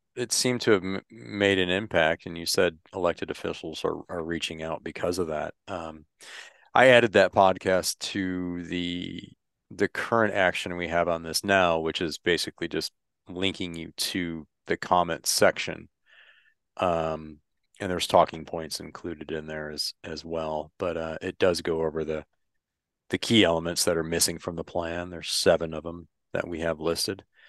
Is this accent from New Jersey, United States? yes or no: no; Michigan, United States; I grew up in Michigan